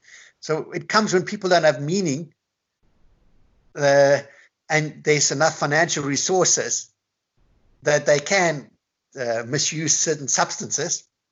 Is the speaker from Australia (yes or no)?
yes; Australia; moved away; I grew up in Australia.